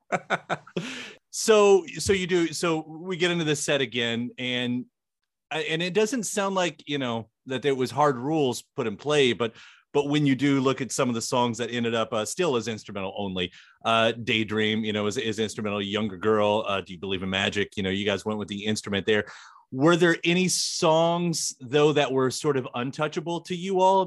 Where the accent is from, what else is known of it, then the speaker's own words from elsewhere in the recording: Louisville, Kentucky, United States; "Where are you from?" And I said, "Louisville,"